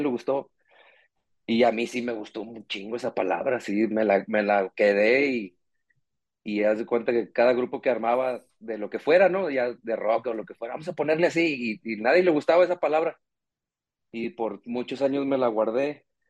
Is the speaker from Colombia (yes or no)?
no; Nuevo Laredo, Tamaulipas, Mexico; moved away as an adult; now in Guadalajara, Mexico; Yo soy de, de Nuevo Laredo, Tamaulipas, en realidad, pero vivo aquí en Guadalajara desde hace 12 años